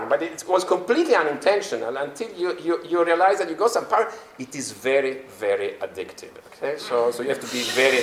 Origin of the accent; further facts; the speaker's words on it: Turin, Piedmont, Italy; also born or lived in London; now in Brussels, Belgium; my hometown, Torino, where I still have a house. That's my birthplace.